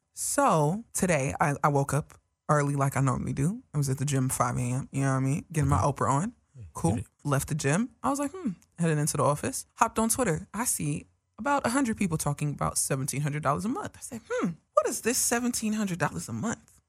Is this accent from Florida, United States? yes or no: no; New York, United States; accent: New York; my New York accent